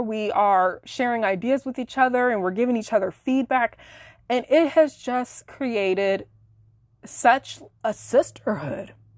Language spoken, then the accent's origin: English; Illinois, United States; moved away as an adult; now in Florida, United States; we relocated across the country from Illinois to Florida late last year in twenty nineteen. And we were both living in my hometown at the time